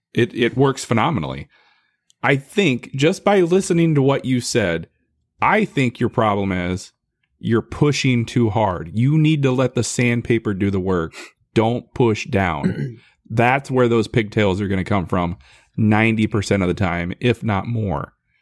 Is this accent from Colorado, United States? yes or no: no; Iowa, United States; now in Nebraska, United States; I may live in Nebraska, but my blood runs with Iowa blood.